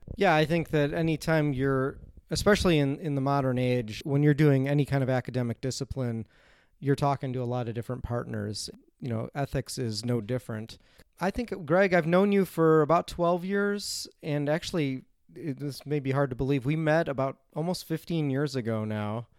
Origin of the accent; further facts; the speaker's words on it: Chicago, Illinois, United States; now in South Dakota, United States; I'm originally from Chicago, Illinois